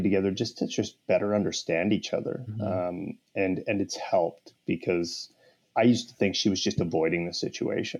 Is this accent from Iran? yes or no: no; Canada; I'm Canadian